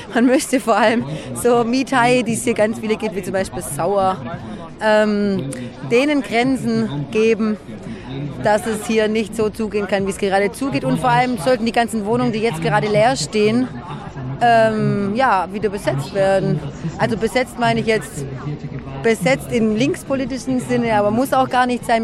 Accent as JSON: {"language": "German", "area": "Lörrach area", "region": "Baden-Württemberg", "country": "Germany", "said": "Ich komme aus dem Raum Lörrach"}